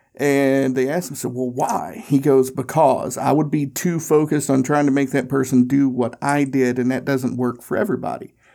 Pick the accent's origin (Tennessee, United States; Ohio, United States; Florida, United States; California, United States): Tennessee, United States; now in Indianapolis, United States; I grew up in Tennessee and I now live in Indianapolis